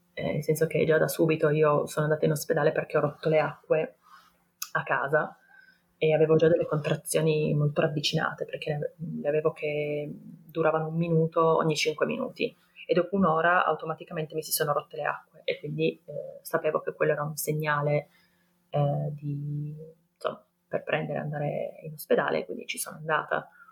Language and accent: Italian; Turin, Piedmont, Italy; ho 33 anni, ehm, sono di Torino